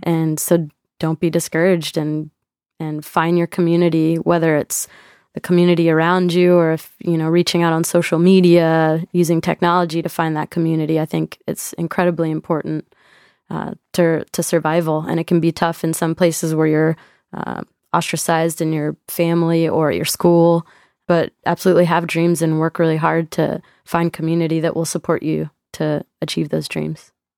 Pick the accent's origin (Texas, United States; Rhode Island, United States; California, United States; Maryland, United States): Texas, United States; I'm from Texas